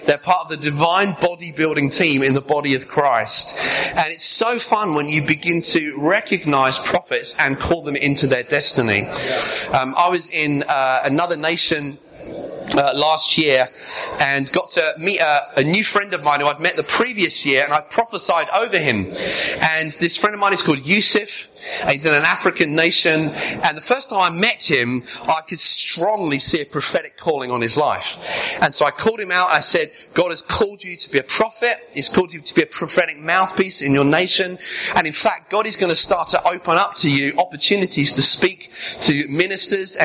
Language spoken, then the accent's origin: English; Sussex, South East England, United Kingdom; also born or lived in Brighton; I was living in Brighton at the time. I grew up in Sussex.